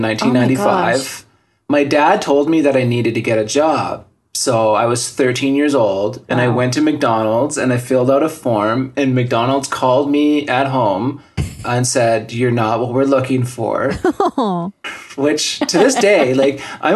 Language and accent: English; Yukon, Canada; moved away; also born or lived in Terrace, British Columbia; I was born in Terrace, British Columbia, and then we moved to the Yukon in, like, the late 1980s